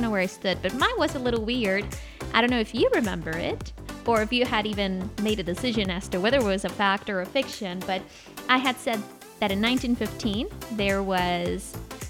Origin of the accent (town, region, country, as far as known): United States